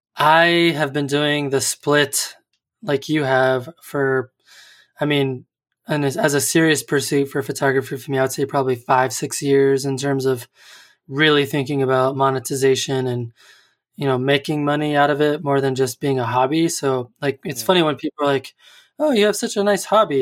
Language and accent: English; United States; as an American, as a dumb American that, that I am